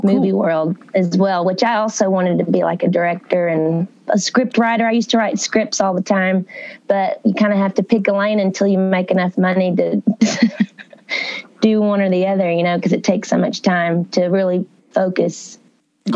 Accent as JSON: {"language": "English", "town": "Uncertain", "region": "Texas", "country": "United States", "moved": "as an adult", "lives_now": "Nashville, United States", "said": "I'm really from like East Texas"}